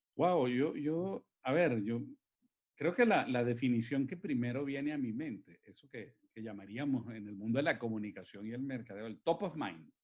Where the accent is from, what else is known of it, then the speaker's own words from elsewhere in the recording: Caracas, Capital District, Venezuela; yo soy un caraqueño que creció en Caracas, que vivió y creció en Caracas.